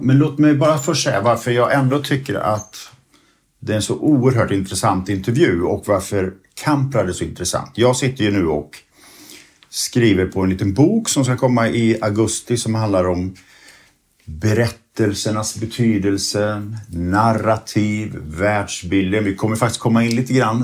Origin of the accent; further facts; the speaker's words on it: Sweden; vi svenskar